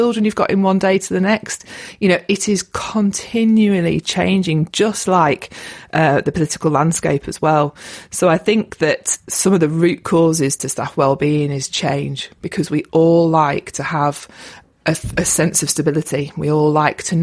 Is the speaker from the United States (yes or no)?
no; Lake District, North West England, United Kingdom; moved away as an adult; also born or lived in London; I'm from the Lake District, born and bred, and I've come home